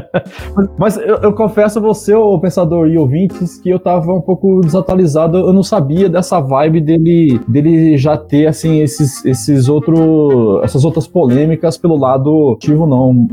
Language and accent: Portuguese; Paraná, Brazil; now in São Paulo, Brazil; eu sou um paranaense perdido aqui em São Paulo